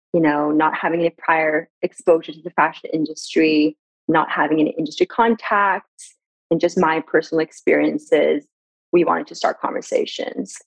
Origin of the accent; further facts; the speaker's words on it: Sweden; also born or lived in Iran / Gothenburg; born in Iran in 1994, and then I was raised in Sweden